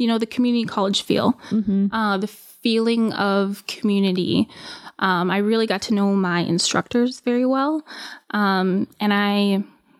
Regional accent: Ely, Minnesota, United States; I'm from Ely

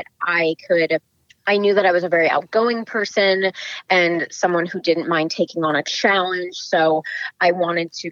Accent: the Bay Area, the Peninsula, California, United States; I am from the Bay Area, so more specifically the peninsula, born and raised

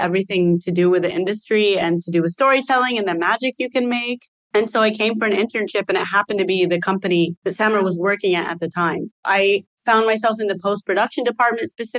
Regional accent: Texas, United States; moved away as an adult; I was born and raised in Texas

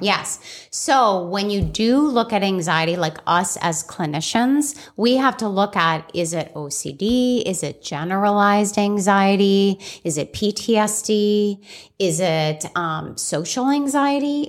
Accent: Scottsdale, Arizona, United States; also born or lived in Chicago, Illinois; I grew up in Scottsdale, Arizona, after Chicago, Illinois

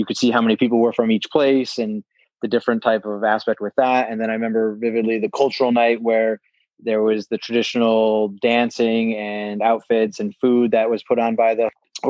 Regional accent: United States; as an American, we kind of get in our little scope of the world

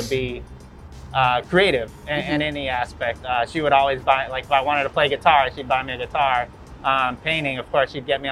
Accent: Los Angeles, California, United States; Growing up in Venice

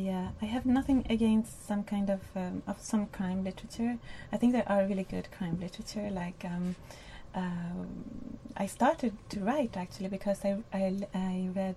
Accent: Spain; because I don't look very Spanish and nobody ever thought I came from Spain.

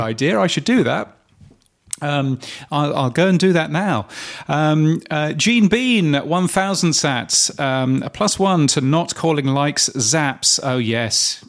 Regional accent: United Kingdom; being a, being a Brit

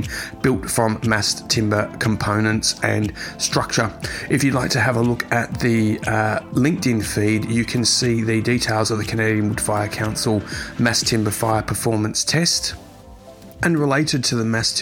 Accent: Australia; my hometown country of Australia

